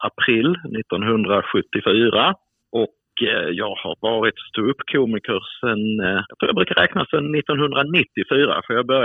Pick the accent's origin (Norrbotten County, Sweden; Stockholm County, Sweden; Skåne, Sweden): Skåne, Sweden; accent: Scanian; jag pratar ju skånska, jag har ju svårt att, att prata någon annan dialekt än skånska.